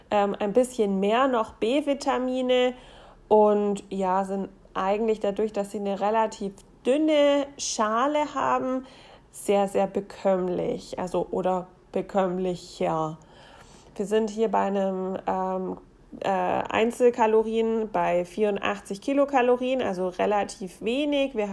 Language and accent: German; Baden-Württemberg, Germany; wenn man in der Gegend wohnt, wo ich herkomme, also im Schwabeland.